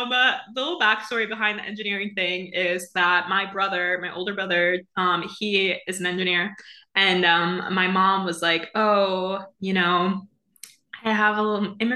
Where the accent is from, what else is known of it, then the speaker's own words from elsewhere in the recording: New Jersey, United States; I am from New Jersey.